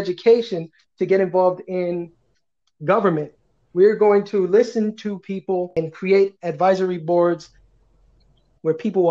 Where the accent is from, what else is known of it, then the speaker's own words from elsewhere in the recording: New York City, New York, United States; I was born and raised in this district. I come from very little means. I grew up in Ocean Village